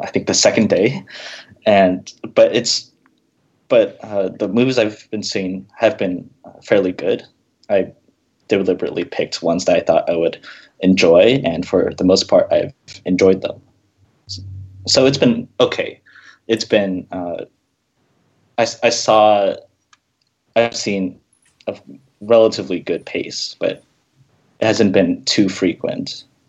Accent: Seattle area, Washington, United States; I grew up around here, and I lived here for five years

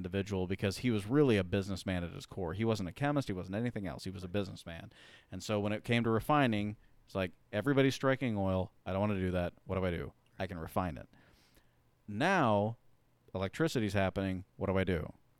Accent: Raymore, Missouri, United States; my hometown in Raymore

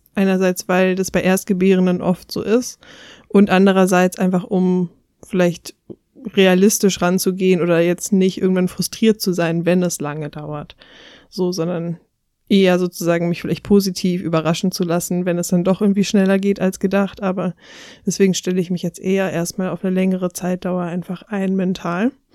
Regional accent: near Cologne, North Rhine-Westphalia, Germany; ich komme aus der Nähe von Köln

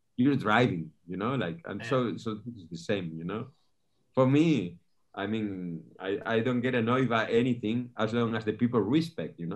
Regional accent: northern Spain, Spain; moved away as an adult; also born or lived in Canary Islands; now in Fuerteventura, Spain; I'm from from Spain. I'm uh, actually was born in the north of Spain. I've been living here in the Canary Islands for ten years now

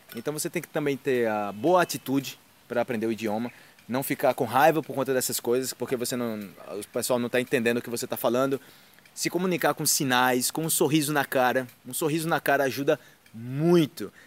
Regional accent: Brazil; moved away as an adult; quando eu saí do Brasil, o primeiro país que eu fui foi a Argentina

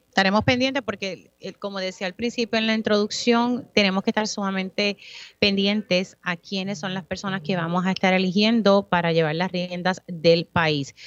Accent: Utuado, Puerto Rico; mi pueblo de Utuado

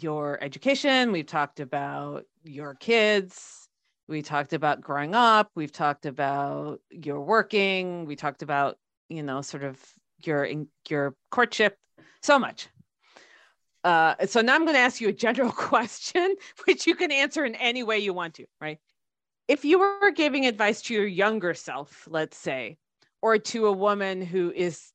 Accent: United States; growing up in the States

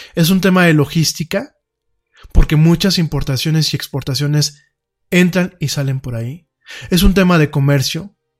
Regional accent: Mexico

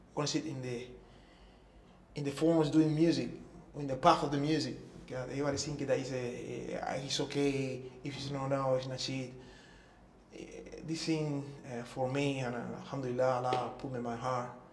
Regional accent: Cuba; English is a second language; moved away as an adult; also born or lived in Toronto, Canada / Vancouver, Canada / Singapore; I came from Cuba to Toronto. Toronto, we moved. I moved to Vancouver.

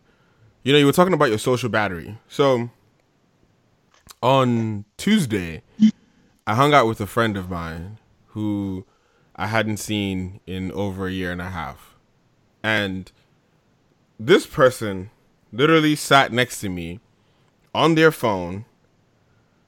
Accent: New Jersey, United States; moved away; I grew up in Jersey

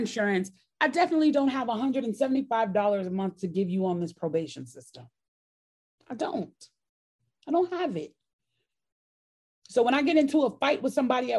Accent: Chicago, Illinois, United States; now in Georgia, United States; I grew up in Chicago

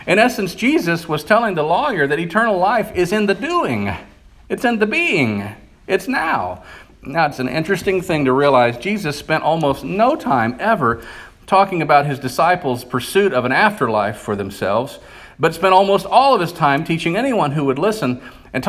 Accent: United States; also born or lived in Bible Belt; we live in a culture today, as American Christians

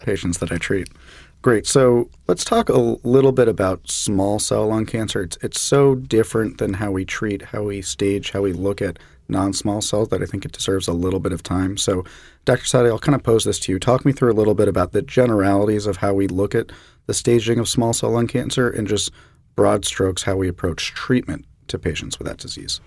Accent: Jacksonville, Florida, United States; I'm from Jacksonville, Florida

